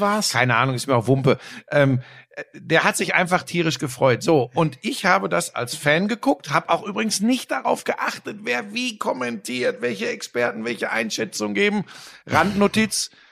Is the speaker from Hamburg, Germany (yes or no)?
no; Ruhr area, North Rhine-Westphalia, Germany; Ich komme aus dem Ruhrgebiet, wir sind in erster Linie jetzt eine Arbeiterklientel.